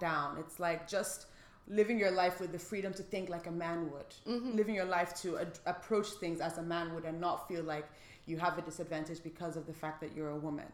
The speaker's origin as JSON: {"language": "English", "region": "Lagos", "country": "Nigeria", "tie": "born or raised there", "moved": "yes", "said": "we grew up in Lagos and like everybody around us was black"}